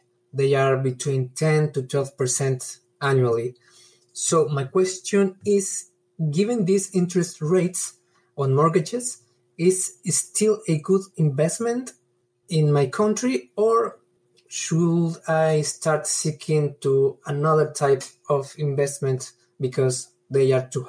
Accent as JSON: {"language": "English", "country": "Mexico", "said": "from Mexico, and I want to start investing in real estate here in my country."}